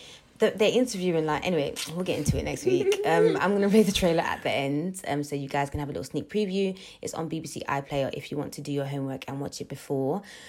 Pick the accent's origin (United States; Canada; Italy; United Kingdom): United Kingdom; London; We are friendly babes. We really are, even though we're from London.